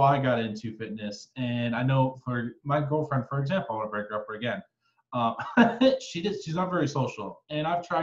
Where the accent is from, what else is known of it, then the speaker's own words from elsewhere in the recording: Michigan, United States; I'm from Michigan, but I live in the countryside